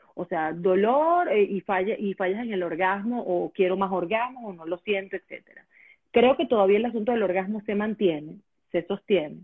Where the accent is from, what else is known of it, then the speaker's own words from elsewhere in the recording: Venezuela; moved away as an adult; yo tengo ocho años fuera de Venezuela y yo creería que los ocho años anteriores o diez años anteriores estuve, sí, claro, hasta que me, hasta que salí de Venezuela estuve dedicada al tema de la radio